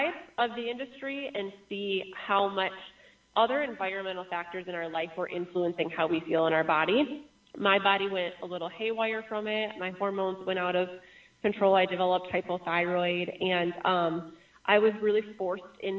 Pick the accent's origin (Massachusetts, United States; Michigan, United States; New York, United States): Michigan, United States; I grew up in Michigan.